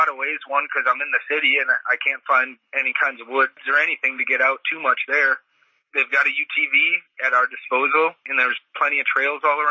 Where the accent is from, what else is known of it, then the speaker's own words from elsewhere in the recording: Milwaukee, Wisconsin, United States; I'm from the Milwaukee area, and there's a lot of noise down there